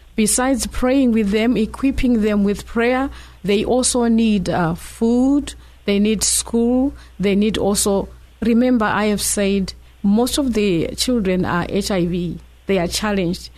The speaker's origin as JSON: {"language": "English", "country": "Zimbabwe", "moved": "yes", "lives_now": "San Diego, United States", "said": "We are from Zimbabwe"}